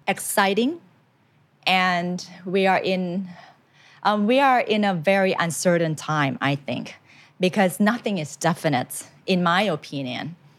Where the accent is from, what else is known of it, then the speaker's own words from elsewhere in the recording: Thailand; English is a second language; I went to a Thai school